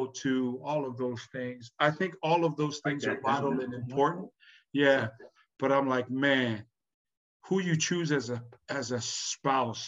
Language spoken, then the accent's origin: English; Tonga; now in Hawaii, United States; I was born in Tonga, and then my wife was born here